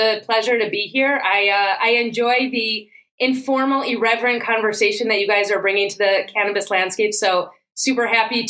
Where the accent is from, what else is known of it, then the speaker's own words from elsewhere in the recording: Chicago, Illinois, United States; moved away as an adult; also born or lived in New York; now in Israel; I grew up in Chicago.